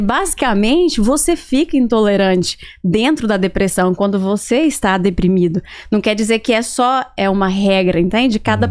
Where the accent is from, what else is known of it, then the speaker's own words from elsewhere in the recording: Barra do Garças, Mato Grosso, Brazil; now in Miami, United States; eu sou de Barra do Garças. É uma cidade no, que fica no Mato Grosso. Perfeito. E eu cresci nasci ali e cresci naquele lugar